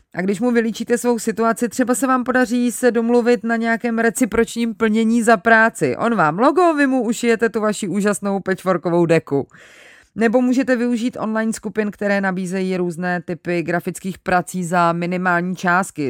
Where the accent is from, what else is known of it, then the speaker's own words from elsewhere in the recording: Czechia; u nás v Čechách